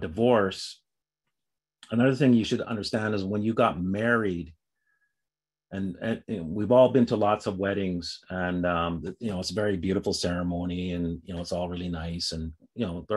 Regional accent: Canada; I'm Canadian. I'm actually dual

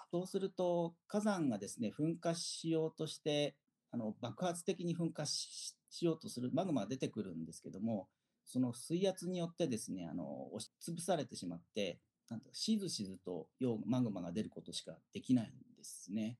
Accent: Fujinomiya, Shizuoka, Japan; 静岡県出身でで静岡県のですね富士宮市というところが出身です

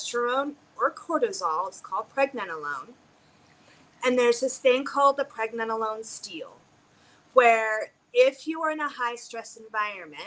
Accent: United States; we are conditioned as American women

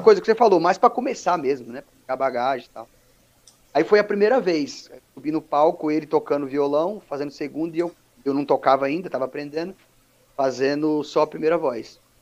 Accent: São Paulo, Brazil; also born or lived in Capelinha, Minas Gerais; eu sou natural de Capelinha, né, Minas Gerais, uhum. mas eu cresci, eu cresci em São Paulo

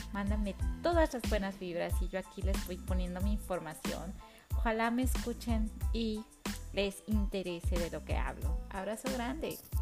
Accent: Mexico; now in Toronto, Canada; una mexicana viviendo en Toronto

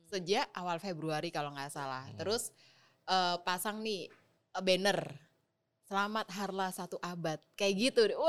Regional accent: Sidoarjo, East Java, Indonesia; Karena aku orang Sidoarjo, terus hari ini uh, bekerja dengan kurang fit gitu.

